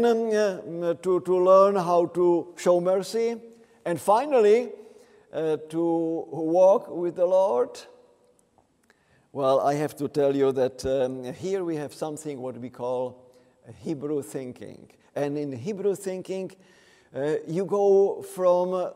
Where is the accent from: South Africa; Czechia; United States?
Czechia; I am from the Czech Republic